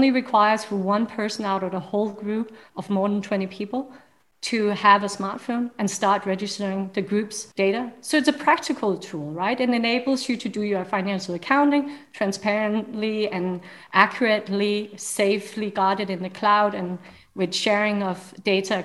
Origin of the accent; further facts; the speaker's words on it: Denmark; I'm from Denmark